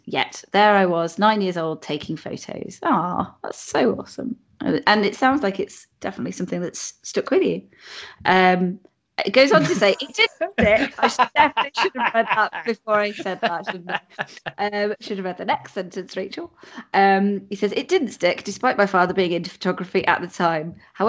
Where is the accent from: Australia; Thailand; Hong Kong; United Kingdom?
United Kingdom; Chiseldon, South West England; also born or lived in Germany; Although born on an RAF base in Germany's West pre-war, I grew up in North Wilts, in a little village called Chiseldon, partway between Swindon and Marlborough.